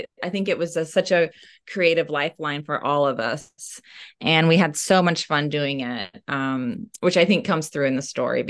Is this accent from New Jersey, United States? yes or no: no; Oklahoma, United States; I was fortunate that in my hometown in Oklahoma, there was actually only one library in our county, and it was in the town I lived in.